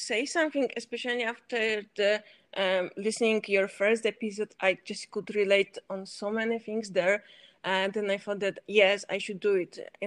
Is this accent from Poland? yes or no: yes; Poland; also born or lived in Switzerland; I'm from Poland, and now I lived here